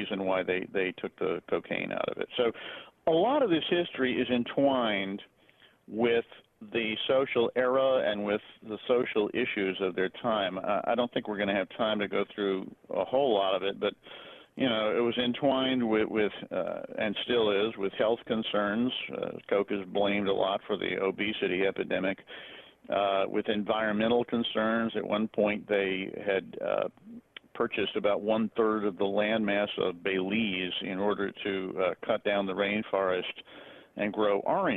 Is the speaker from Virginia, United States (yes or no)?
no; Atlanta, Georgia, United States; When I was a child growing up in Atlanta